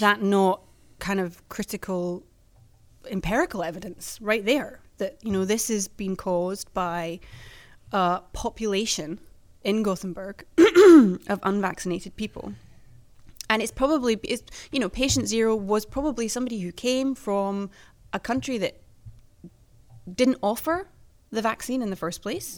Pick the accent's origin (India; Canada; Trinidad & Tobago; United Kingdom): United Kingdom; now in Sweden; my own country